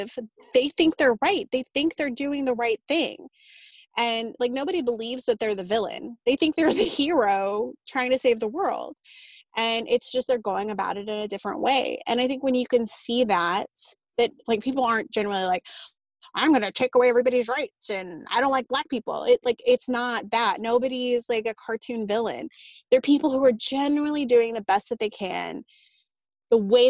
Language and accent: English; Austin, Texas, United States; I was born and raised in Austin. So of course it's kind of a blue bastion in Texas